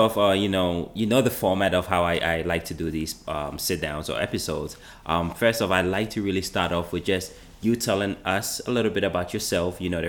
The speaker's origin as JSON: {"language": "English", "country": "United States", "tie": "born or raised there", "said": "So, you know, for me, growing up in America, this is the only state that I've lived."}